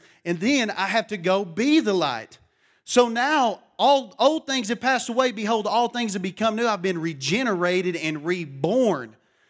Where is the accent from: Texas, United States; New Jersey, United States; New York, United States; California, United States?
Texas, United States; Matador; A lot of people think I'm from Louisiana when they hear me talk. They don't think I'm from Texas. They said, man, you got to be Cajun. I said, no, I'm from Matador, Texas.